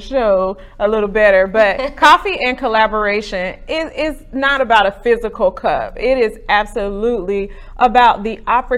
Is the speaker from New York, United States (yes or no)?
no; Garner, North Carolina, United States; I grew up in Garner